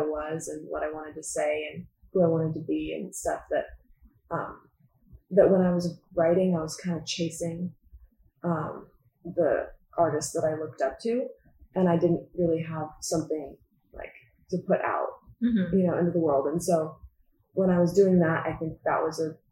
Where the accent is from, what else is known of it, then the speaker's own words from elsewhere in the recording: Northern California, United States; moved away as an adult; also born or lived in Sacramento / Lake Tahoe; now in Los Angeles, United States; I'm from Northern California. I grew up going between Sacramento and Lake Tahoe